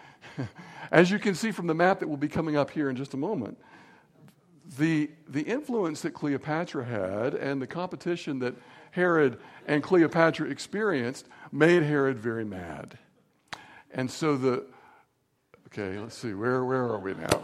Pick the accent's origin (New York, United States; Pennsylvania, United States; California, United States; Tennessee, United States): Tennessee, United States; Signal Mountain; where I was growing up on Signal Mountain